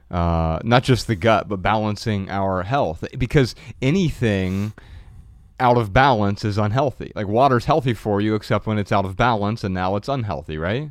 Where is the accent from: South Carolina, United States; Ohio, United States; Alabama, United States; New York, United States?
Ohio, United States; Dayton; moved away as an adult; now in Los Angeles, United States; Growing up in Dayton, Ohio